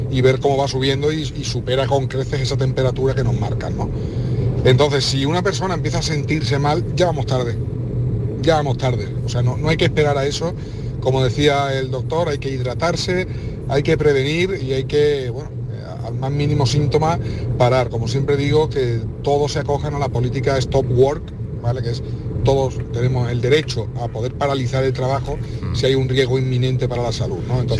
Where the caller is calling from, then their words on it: Seville, Andalusia, Spain; de Sevilla.